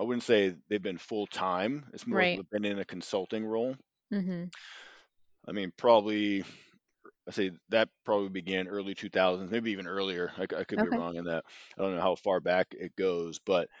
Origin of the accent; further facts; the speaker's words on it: Boston, Massachusetts, United States; So I moved closer to home. Again, I'm from Boston, Mass. I moved closer to family who's all out here on the East Coast.